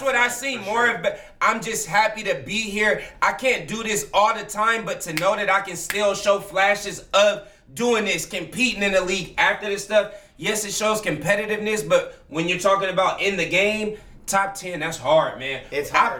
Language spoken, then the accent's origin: English; California, United States; now in Portland, United States; We're from California